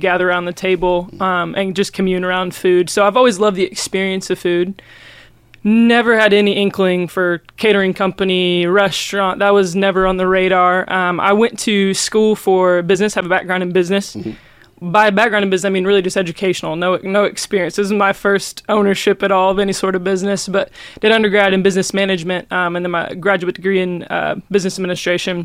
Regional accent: Missouri, United States; moved away as an adult; now in Gainesville, United States; I'm from Missouri, but moved down here to run their kitchen

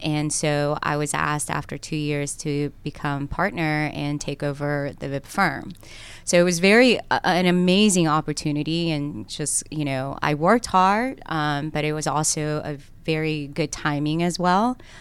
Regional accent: Cobb County, Georgia, United States; English is a second language; also born or lived in South Korea / Gwinnett County, Georgia; I grew up in Cobb County

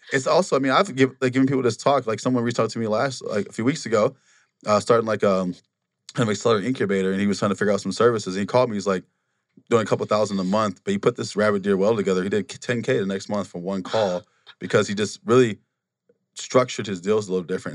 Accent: Wisconsin, United States; moved away as an adult; also born or lived in Milwaukee, Wisconsin; now in Phoenix, United States; we, we grew up in Wa-, Waseem, Wisconsin

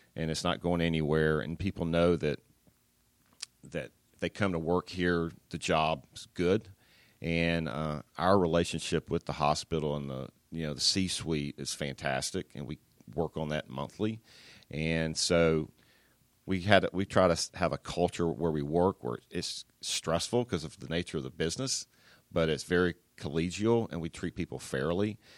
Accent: Atlanta, Georgia, United States; I was born in Atlanta, so I grew up in the south side of Atlanta

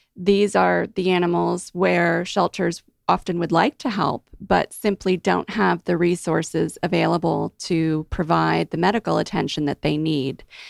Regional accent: Mid-Atlantic, United States; now in Georgia, United States; I'm from the Mid-Atlantic

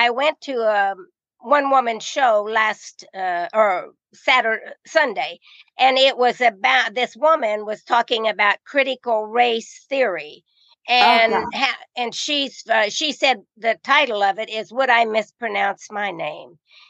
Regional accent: Indiana, United States; because I came from the Midwest, from Indiana

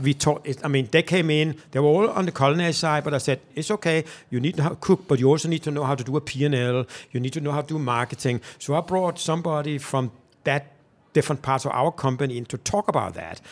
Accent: Copenhagen, Capital Region of Denmark, Denmark; moved away as an adult; now in Atlanta, United States; I am from Denmark, Copenhagen.

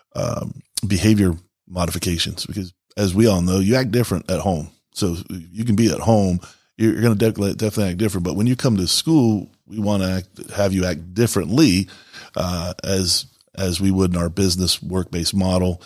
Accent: the South, United States; moved away; also born or lived in Florida / Grand Rapids, Michigan; I'm originally from the South

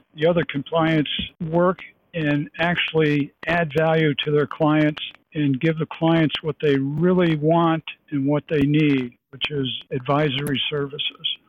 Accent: Lake Placid, New York, United States; I'm from Lake Placid, New York, and uh, we're, we're the Olympic sports capital

